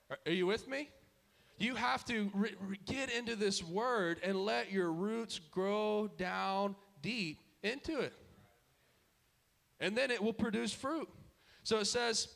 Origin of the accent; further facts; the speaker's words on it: Dallas, Texas, United States; we grew up in Dallas culture